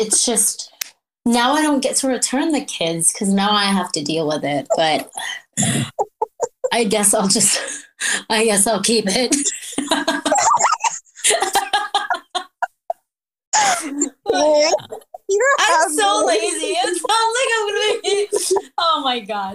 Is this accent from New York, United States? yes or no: yes; New York, United States; also born or lived in Philippines; now in Washington, United States; I was born in the Philippines, and I came to New York when I was 5 years old